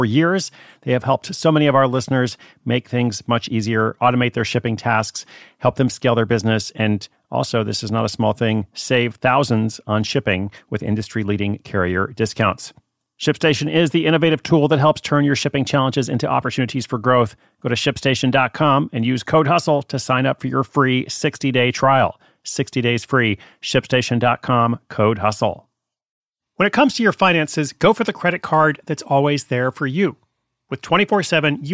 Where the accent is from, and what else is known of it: Portland, Oregon, United States